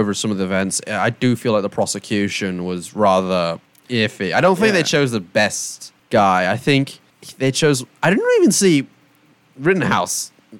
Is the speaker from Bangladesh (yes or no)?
no; England, United Kingdom; I'm English.